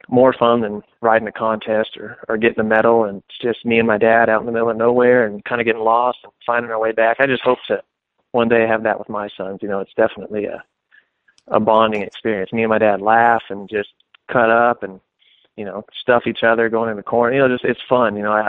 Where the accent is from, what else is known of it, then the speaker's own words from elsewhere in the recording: Phoenix, Arizona, United States; I'm from Phoenix, Arizona